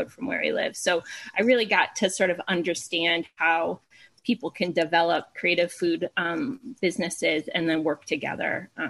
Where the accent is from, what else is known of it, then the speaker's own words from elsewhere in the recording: Glover, Vermont, United States; also born or lived in Iowa; now in Clarksdale, United States; it's a tiny town called Glover, Vermont. And growing up there